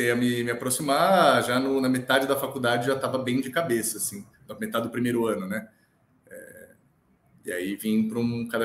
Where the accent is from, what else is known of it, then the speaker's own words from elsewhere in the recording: São Paulo, Brazil; born there; Eu nasci dia 2 de julho de 1991, aqui em São Paulo.